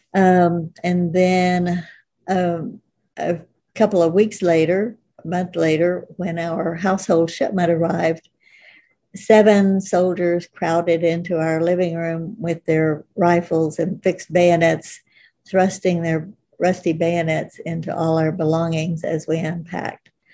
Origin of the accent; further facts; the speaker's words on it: Oklahoma, United States; moved away as an adult; also born or lived in Africa; now in California, United States; I grew up in Oklahoma